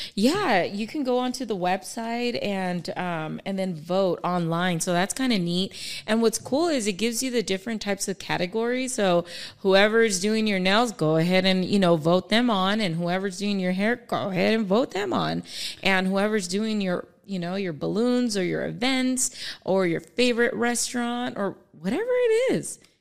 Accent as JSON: {"language": "English", "town": "Palmdale", "region": "California", "country": "United States", "tie": "born or raised there", "also_born_or_lived": "Echo Park, Los Angeles", "said": "I moved from Echo Park in ninety-two here to the Antelope Valley. So I started, um, elementary school"}